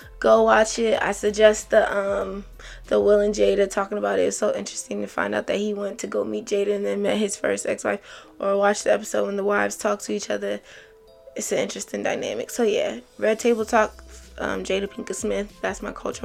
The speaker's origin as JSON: {"language": "English", "country": "Nigeria", "said": "As a Nigerian"}